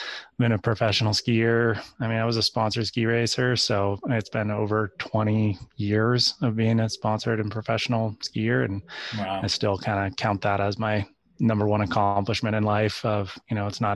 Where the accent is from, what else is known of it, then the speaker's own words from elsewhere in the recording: Santa Cruz, California, United States; I grew up in Santa Cruz, California